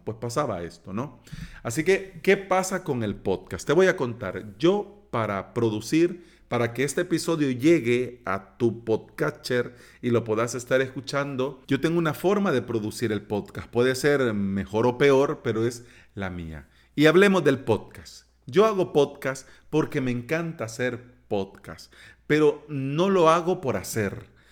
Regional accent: El Salvador; aquí en mi país

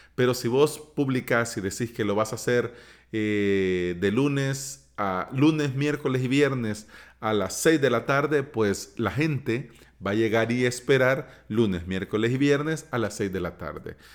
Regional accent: El Salvador; aquí en mi país, en El Salvador

